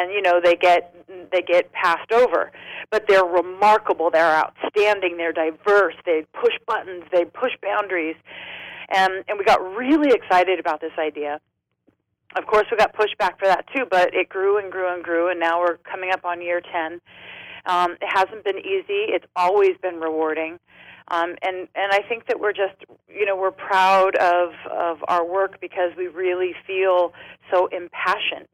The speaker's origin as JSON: {"language": "English", "town": "San Diego", "region": "California", "country": "United States", "also_born_or_lived": "Los Angeles", "said": "I'm from San Diego"}